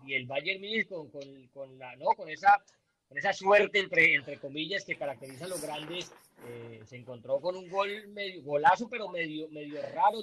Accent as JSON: {"language": "Spanish", "country": "Colombia", "moved": "yes", "lives_now": "United States", "said": "nosotros que somos inmigrantes moranos, que, somos colombianos y llevamos muchos años viviendo en Estados Unidos"}